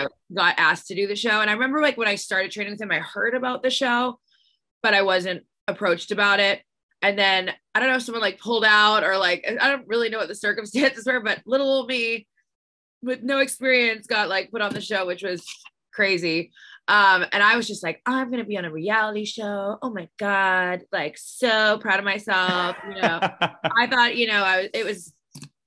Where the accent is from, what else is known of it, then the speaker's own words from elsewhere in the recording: Canada; moved away; how big our country is